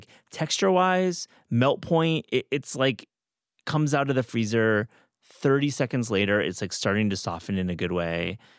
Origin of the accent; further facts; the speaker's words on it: Midwest, United States; accent: Midwestern; That's so funny you called me out on my Midwestern accent.